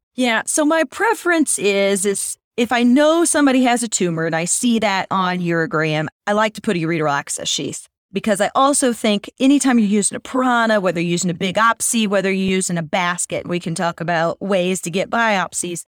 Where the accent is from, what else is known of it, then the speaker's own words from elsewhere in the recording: Missouri, United States; I'm from Missouri, where, we're known as the show me state